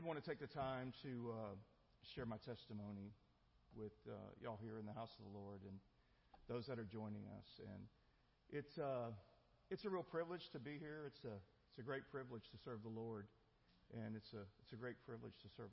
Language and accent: English; El Campo, Texas, United States; also born or lived in Houston, Texas; I grew up in a small town called El Campo